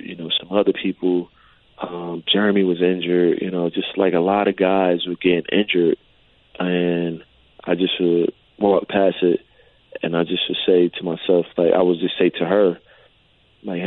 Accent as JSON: {"language": "English", "region": "New Jersey", "country": "United States", "said": "I'm from New Jersey"}